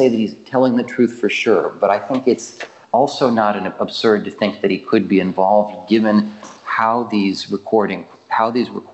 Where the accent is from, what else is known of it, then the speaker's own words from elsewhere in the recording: United States; now in Ukraine; because I'm American.